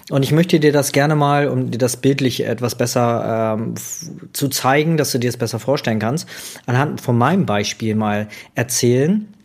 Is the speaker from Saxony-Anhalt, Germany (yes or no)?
yes; Magdeburg, Saxony-Anhalt, Germany; born there; aber ich wurde in Magdeburg geboren und das war damals noch in der DDR, ne? Also der, der östliche Teil von Deutschland